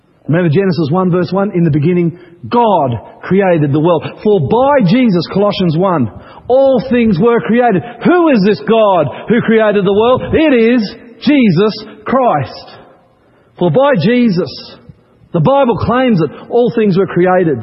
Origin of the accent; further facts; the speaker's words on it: Queensland, Australia; I grew up in Queensland